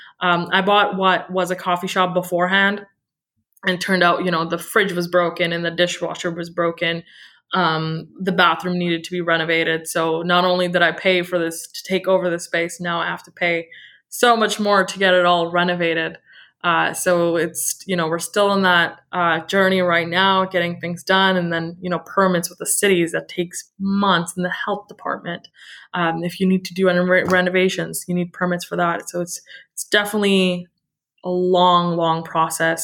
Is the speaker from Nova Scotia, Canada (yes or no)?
no; Burnaby, British Columbia, Canada; also born or lived in Surrey, British Columbia; I grew up in Burnaby in Surrey my whole life